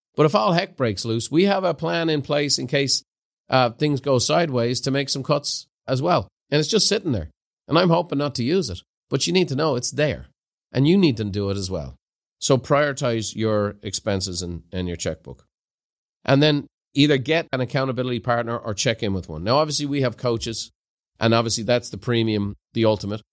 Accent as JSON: {"language": "English", "country": "Ireland", "moved": "yes", "lives_now": "California, United States", "said": "as an Irishman"}